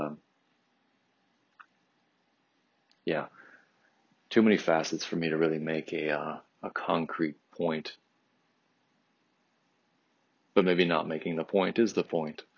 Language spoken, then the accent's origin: English; Troy, Michigan, United States; I grew up in Troy, which definitely has, I grew up in a very nice, very big house